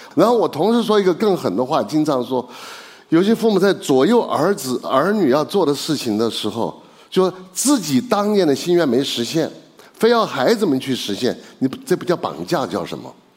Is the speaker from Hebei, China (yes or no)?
no; Chengdu, Sichuan, China; 因为我是成都人嘛